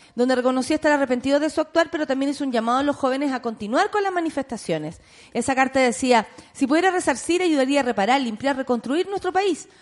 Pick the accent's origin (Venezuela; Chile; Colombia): Chile; siendo chilenos